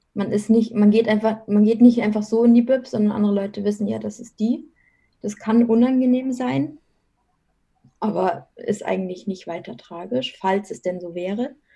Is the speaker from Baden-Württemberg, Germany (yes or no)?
no; Munich area, Bavaria, Germany; now in Munich, Germany; komme gebürtig aus dem Münchner Umland